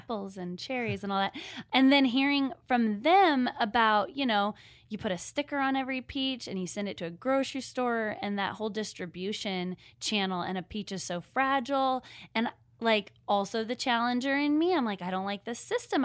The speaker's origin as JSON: {"language": "English", "town": "Seattle", "region": "Washington", "country": "United States", "moved": "as an adult", "lives_now": "Nashville, United States", "said": "I'm from Seattle. We are living in Nashville"}